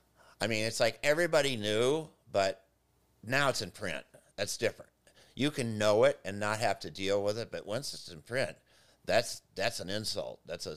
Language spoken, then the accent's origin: English; Evanston, Illinois, United States; And I grew up in Evanston, north of Chicago, and we would play in alleys because there really weren't a lot of parks around.